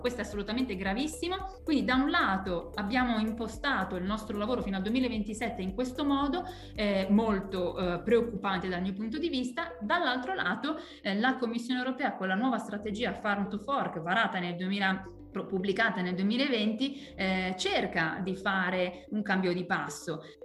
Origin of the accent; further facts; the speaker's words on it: Lombardy, Italy; Io tra l'altro sono lombarda, vengo dalla Lombardia